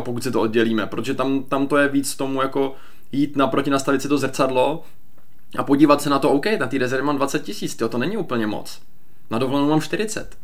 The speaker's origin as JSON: {"language": "Czech", "country": "Czechia", "said": "my jako Češi neumíme úplně dvakrát pracovat"}